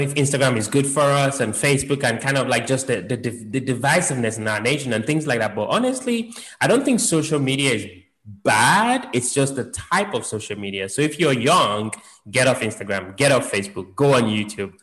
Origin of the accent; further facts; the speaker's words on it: London, United Kingdom; moved away; I grew up in London